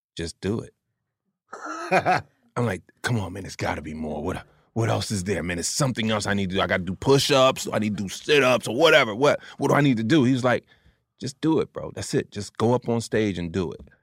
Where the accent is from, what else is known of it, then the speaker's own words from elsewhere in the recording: Atlantic City, New Jersey, United States; moved away; also born or lived in New York; I'm from Jersey, Atlantic City. I lived in New York before I came here, though